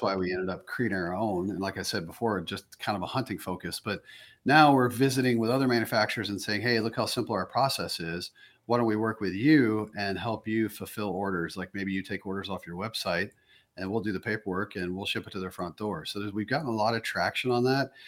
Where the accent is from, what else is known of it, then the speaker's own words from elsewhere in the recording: the South, United States; moved away; me growing up in the South